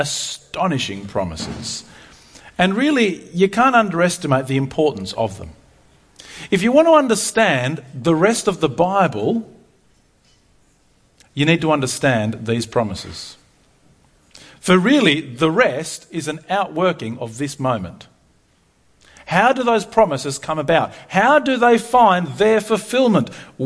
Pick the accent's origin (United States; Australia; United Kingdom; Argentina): Argentina; I'm a missionary kid. I grew up in Argentina, if you didn't know that. My parents have been missionaries all of my life, really.